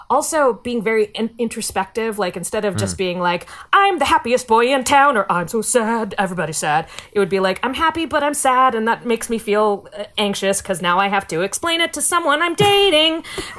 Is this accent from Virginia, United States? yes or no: yes; Virginia, United States; I grew up in Virginia. I'm descended from Pocahontas.